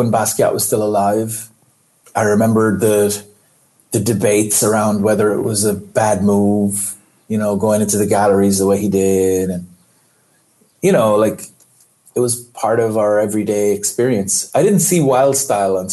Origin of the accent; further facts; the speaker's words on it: Ireland; moved away as an adult; I grew up in Ireland